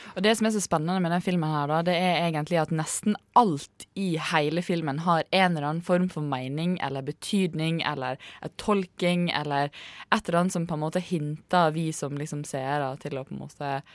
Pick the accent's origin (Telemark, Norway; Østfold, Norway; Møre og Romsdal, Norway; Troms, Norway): Møre og Romsdal, Norway; Ålesund; now in Oslo, Norway; Jeg er jo fra Ålesund